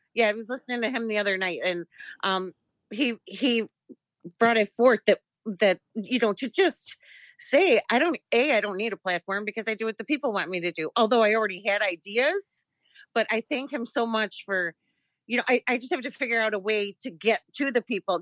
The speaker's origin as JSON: {"language": "English", "town": "Chicago", "region": "Illinois", "country": "United States", "tie": "born or raised there", "said": "I am born and raised in Chicago."}